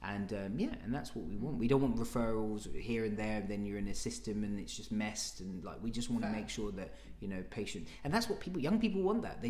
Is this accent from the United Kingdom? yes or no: yes; London, United Kingdom; I'm a Londoner